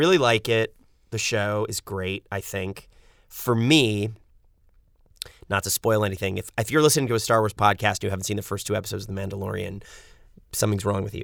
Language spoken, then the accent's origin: English; New York City, New York, United States; moved away as an adult; now in Los Angeles, United States; Lived in apartments my whole life growing up in New York City